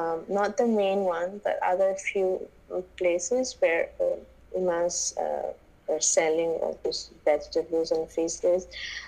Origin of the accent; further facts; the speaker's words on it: Manipur, India; I'm from Manipur, and I'm right now I'm at the home because I cannot go out anywhere this year. I brought up here and I started everything from here, my motherland, Manipur.